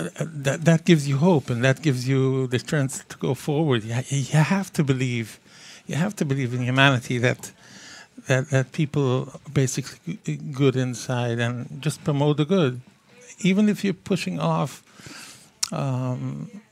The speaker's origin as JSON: {"language": "English", "town": "Montreal", "region": "Quebec", "country": "Canada", "moved": "as an adult", "lives_now": "New York, United States", "said": "I hail from Montreal. I've been here 40 years"}